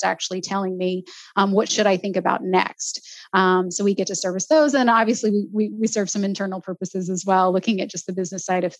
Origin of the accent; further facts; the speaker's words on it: Southeast Texas, United States; I grew up in Texas. I grew up in a small town in Southeast Texas